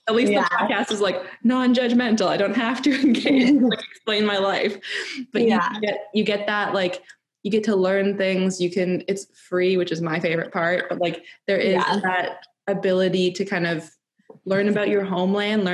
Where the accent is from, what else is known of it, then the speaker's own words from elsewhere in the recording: Canada; growing up in Canada